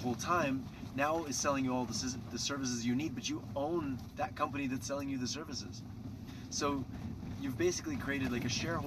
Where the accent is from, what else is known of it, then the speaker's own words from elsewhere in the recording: Canada; I come from Canada. We have socialized everything.